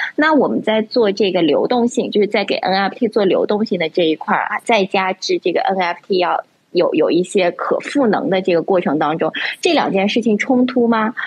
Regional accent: Yunnan, China; 我是云南人嘛

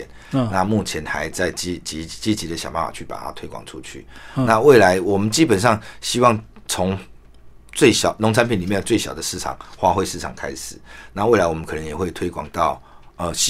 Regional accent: Taiwan; 我们台湾话，我们行业里面在台湾话有讲究，回金回头啦。

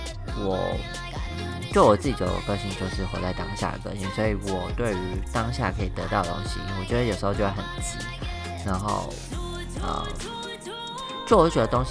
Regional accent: Taiwan; now in Taichung, Taiwan; 然后因为我从台湾搬来台中嘛，那这些东西其实都在老家

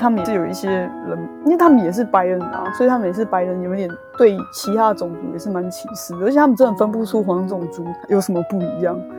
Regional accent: Taiwan; 可是我们台湾人分得出来，韩国人其实就是眼睛小。

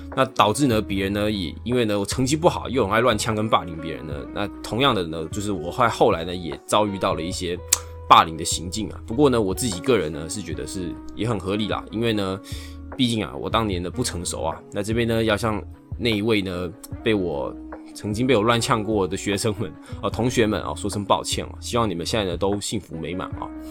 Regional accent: Taiwan; 我自己是走一个台湾的技职体系

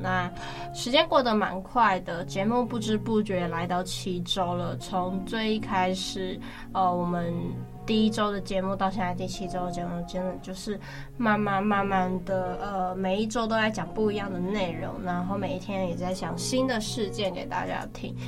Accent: Taiwan; 我们台湾人

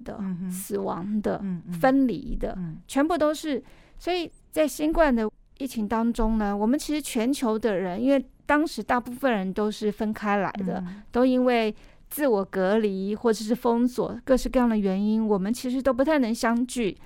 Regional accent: Taiwan; 我们台湾

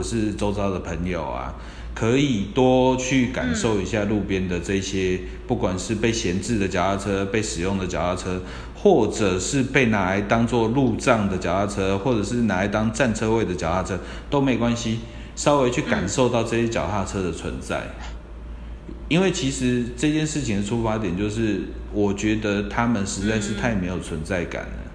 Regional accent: Taiwan; 我们台湾人

